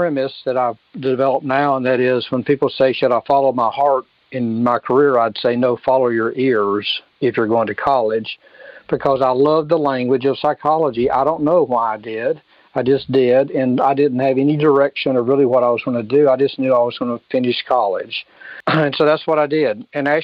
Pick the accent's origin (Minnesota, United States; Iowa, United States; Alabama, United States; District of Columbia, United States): Alabama, United States; Birmingham; moved away as an adult; also born or lived in Louisville, Kentucky; I was born in Birmingham, Alabama. I grew up here. Spent most of my life here